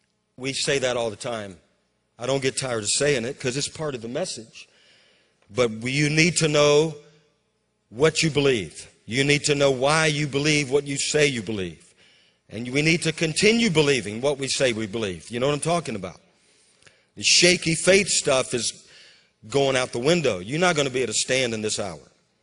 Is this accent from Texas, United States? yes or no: yes; Amarillo, Texas, United States; born there; I was born in Amarillo, and though Mineral Wells, Texas, is about 3 or so hours, you know, east of Amarillo.